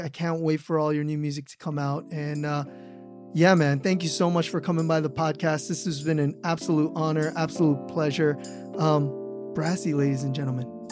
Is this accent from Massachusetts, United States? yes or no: no; California, United States; moved away; I'm from California, so, like, hearing all the imagery from my home state